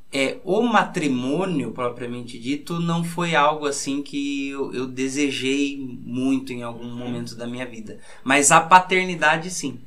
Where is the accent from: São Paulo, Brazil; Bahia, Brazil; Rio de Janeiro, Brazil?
São Paulo, Brazil; Sorocaba; eu vim da comunidade Nossa Senhora Aparecida, que fica no Nova Esperança, e pertence à paróquia São Luís Gonzaga, portanto, periferia né, da cidade de Sorocaba.